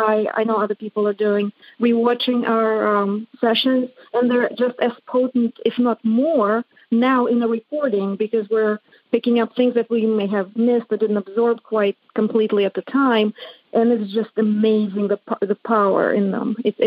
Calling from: Atlanta, Georgia, United States; I'm calling from Atlanta, Georgia.

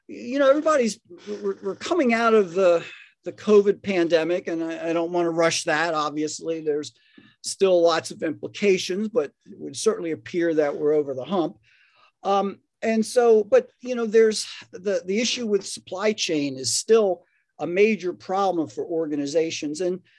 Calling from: Raleigh, North Carolina, United States; I'm joining you from Raleigh, North Carolina, and Ed's coming from Atlanta.

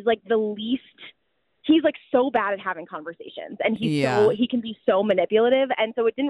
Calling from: New York, United States; I'm calling from New York. I'm standing on a crazy, busy street.

